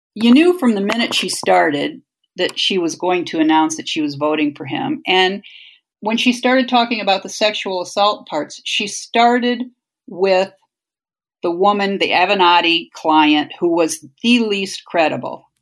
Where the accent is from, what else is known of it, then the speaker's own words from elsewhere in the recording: Toledo, Ohio, United States; now in Washington, D.C., United States; we grew up in Ohio